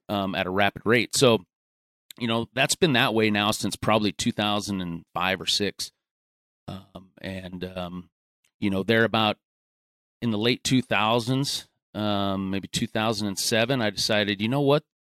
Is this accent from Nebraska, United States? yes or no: yes; Gering, Nebraska, United States; I grew up out in, in western Nebraska, uh, graduated high school from Garing